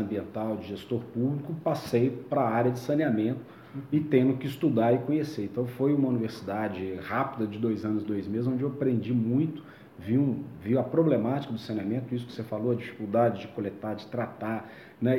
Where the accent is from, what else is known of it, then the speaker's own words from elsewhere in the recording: Prados, Minas Gerais, Brazil; moved away as an adult; also born or lived in São João del Rei; now in Belo Horizonte, Brazil; Eu nasci aqui em Belo Horizonte, mas meus pais são de Prados, vieram para cá trabalhar há muitos anos atrás e eu nasci aqui. Mas sempre tive muito vínculo com a, com a cidade de Prados, né? Minha adolescência